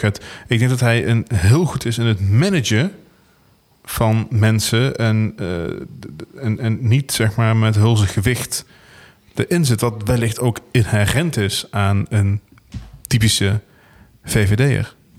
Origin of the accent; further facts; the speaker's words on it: Venlo, Limburg, Netherlands; We komen alle twee uit Venlo